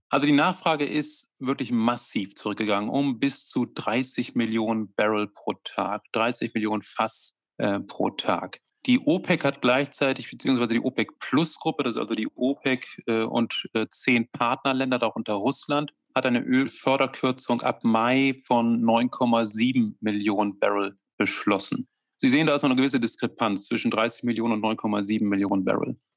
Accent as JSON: {"language": "German", "country": "Germany", "said": "Und, und äh, dafür sind wir auch Deutsche, dass wir uns immer Sorgen machen"}